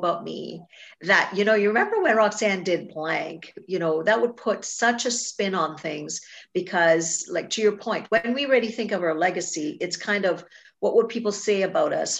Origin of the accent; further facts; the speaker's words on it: Trinidad & Tobago; moved away; I was born in Trinidad and Tobago. And so I grew up there